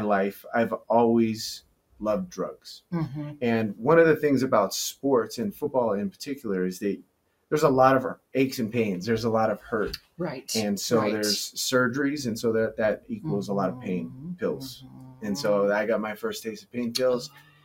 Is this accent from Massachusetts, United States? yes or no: no; Nevada, United States; growing up in Lake Tahoe, Nevada, I just being a mountain kid